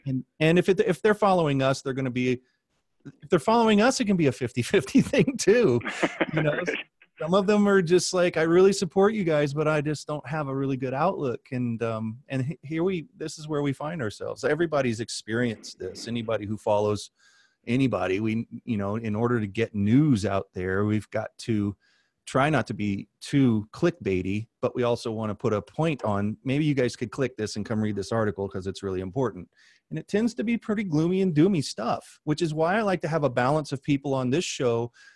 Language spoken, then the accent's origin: English; Midwest, United States; moved away as an adult; also born or lived in Southwest / Albuquerque; I come from the Midwest and we never worry about water